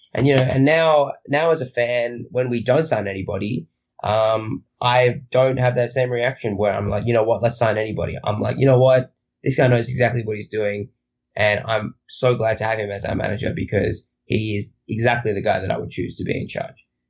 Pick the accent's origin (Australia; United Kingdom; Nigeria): Australia; I am Australian